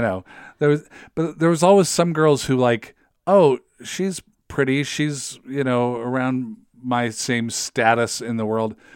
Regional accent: Federal Way, Washington, United States; moved away as an adult; now in Saint Paul, United States; I'm from Federal Way

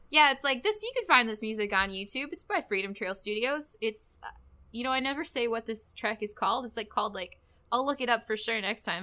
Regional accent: Grand Rapids, Michigan, United States; we're both from Grand Rapids

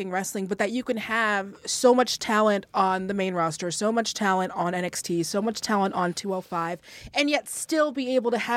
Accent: Seattle, Washington, United States; well, and I'm also from

